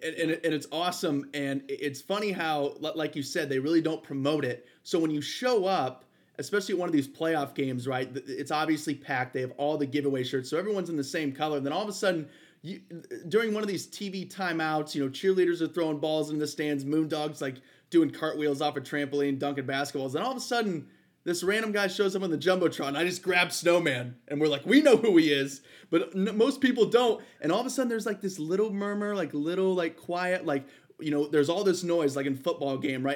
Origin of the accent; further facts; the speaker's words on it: Ohio, United States; we're from Ohio